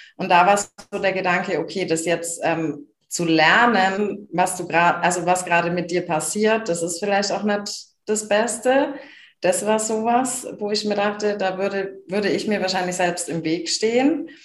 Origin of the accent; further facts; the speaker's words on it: small Bavarian village, Germany; first language German; kleines bayerisches Dorf